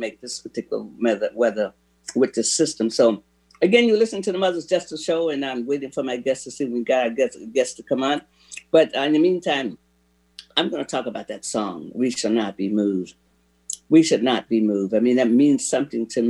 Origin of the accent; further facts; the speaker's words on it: Florida, United States; now in Seattle, United States; When I grew up in Florida